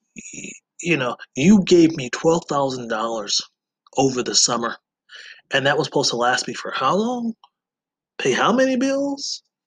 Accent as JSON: {"language": "English", "region": "Wisconsin", "country": "United States", "said": "my home state of Wisconsin"}